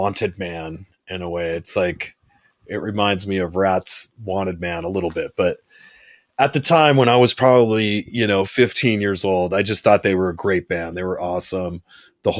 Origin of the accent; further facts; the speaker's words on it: San Diego, California, United States; I didn't live in Los Angeles. I was from San Diego